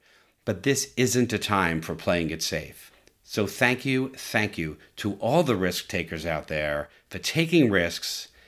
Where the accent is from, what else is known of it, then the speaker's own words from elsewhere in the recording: San Diego, California, United States; making my hometown a better place to live. And I'm glad that part of making San Diego a better place to live is by reducing greenhouse gases.